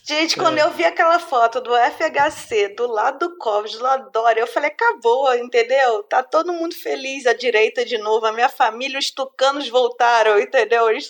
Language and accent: Portuguese; Porto Alegre, Rio Grande do Sul, Brazil; Eu sou de Porto Alegre, tô falando mal de São Paulo, eu posso.